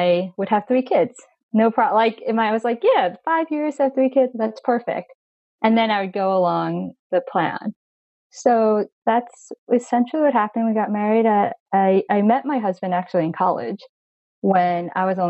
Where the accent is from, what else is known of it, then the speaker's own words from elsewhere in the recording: Long Island, New York, United States; I was actually born in New York City, and I grew up in Long Island